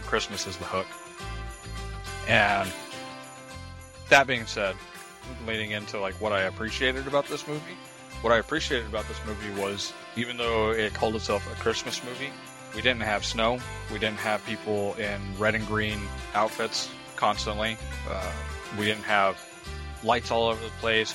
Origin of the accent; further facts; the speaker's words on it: New Mexico, United States; I grew up in New Mexico. I didn't grow up in California